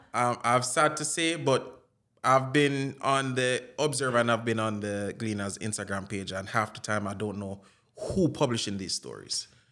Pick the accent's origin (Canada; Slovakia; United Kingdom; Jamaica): Jamaica; accent: Jamaican; also born or lived in Florida; now in California, United States; I have my Jamaican accent and I do use it